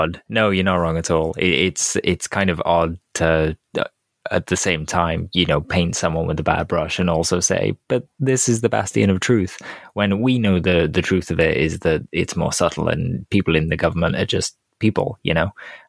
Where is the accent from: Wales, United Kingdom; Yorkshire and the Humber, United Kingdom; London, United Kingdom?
Wales, United Kingdom; just being Welsh.